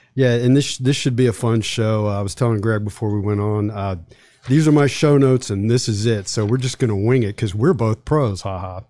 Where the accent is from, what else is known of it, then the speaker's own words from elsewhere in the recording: Charlottesville, Virginia, United States; I grew up in Charlottesville